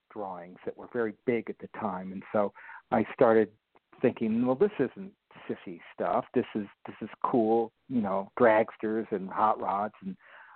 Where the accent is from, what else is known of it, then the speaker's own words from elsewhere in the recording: Los Angeles, California, United States; born and bred in Los Angeles